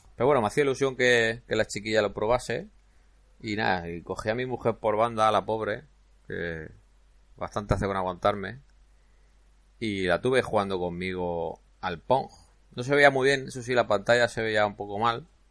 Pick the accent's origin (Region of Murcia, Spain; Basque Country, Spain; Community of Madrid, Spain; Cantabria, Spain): Region of Murcia, Spain; Cartagena; accent: Cartagena; moved away; yo nací en Cartagena, entonces algo de acento se me notará, aunque llevo ya media vida fuera de Cartagena